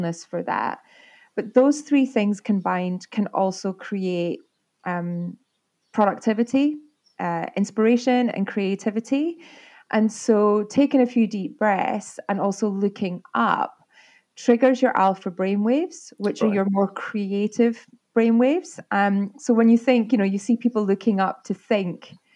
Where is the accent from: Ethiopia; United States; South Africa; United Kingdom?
United Kingdom; Arbroath, Scotland; also born or lived in Fraserburgh; I was born in Fraserburgh. My dad worked for Caterpillar in the marine side of things. And we moved to Arbroath because he had a boat building